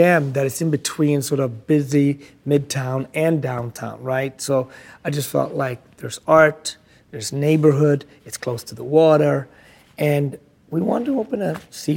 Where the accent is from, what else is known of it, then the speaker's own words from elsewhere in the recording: Sweden; also born or lived in Ethiopia; now in United States; growing up in Sweden, you know, curing fish